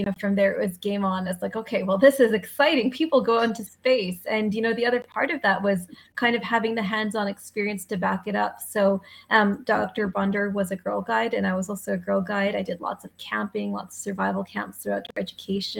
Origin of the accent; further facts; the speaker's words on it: Canada; I'm a Canadian by background. This is where I grew up